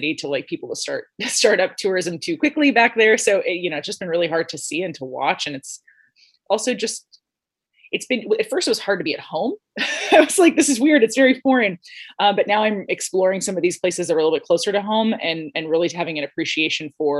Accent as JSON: {"language": "English", "town": "Los Angeles", "region": "California", "country": "United States", "tie": "born or raised there", "said": "I grew up in Los Angeles and my parents were both teachers"}